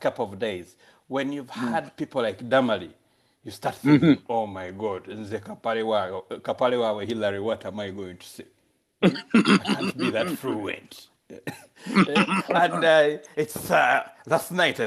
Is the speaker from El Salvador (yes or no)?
no; Masaka, Central Region, Uganda; born or raised there; also born or lived in Mitooma / Kampala